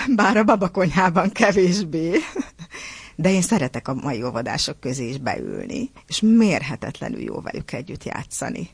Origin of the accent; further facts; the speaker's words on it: Törökszentmiklós, Jász-Nagykun-Szolnok, Hungary; a szülővárosomnak, Törökszent Miklósnak